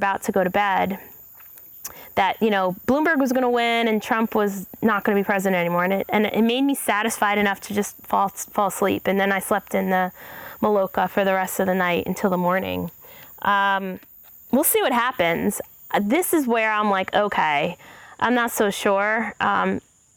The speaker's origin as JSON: {"language": "English", "region": "New York", "country": "United States", "said": "As a New Yorker"}